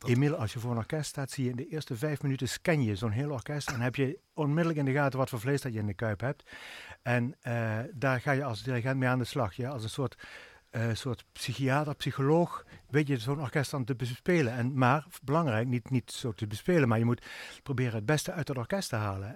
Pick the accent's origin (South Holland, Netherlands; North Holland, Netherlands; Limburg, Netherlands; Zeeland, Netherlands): Limburg, Netherlands; Swalmen; now in Venlo, Netherlands; ik ben geboren en opgegroeid in Zwalmen